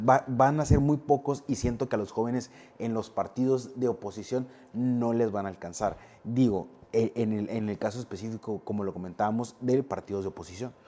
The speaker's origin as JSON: {"language": "Spanish", "town": "Navojoa", "region": "Sonora", "country": "Mexico", "said": "soy, de Navojoa"}